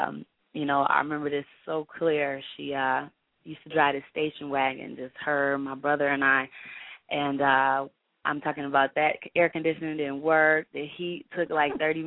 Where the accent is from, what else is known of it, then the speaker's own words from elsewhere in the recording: Chicago, Illinois, United States; I'm from Chicago, Illinois